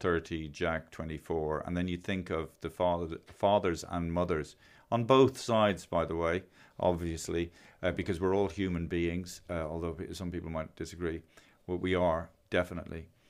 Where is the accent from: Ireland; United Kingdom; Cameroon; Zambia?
Ireland; it's an accident of birth that I'm Irish